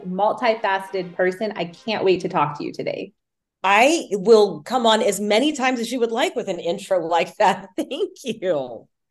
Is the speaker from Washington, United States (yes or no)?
no; Houston, Texas, United States; moved away as an adult; also born or lived in Louisiana / Dallas, Texas; now in Seattle, United States; I was born in Louisiana, spent high school years in Houston, and then went to school in Dallas at SMU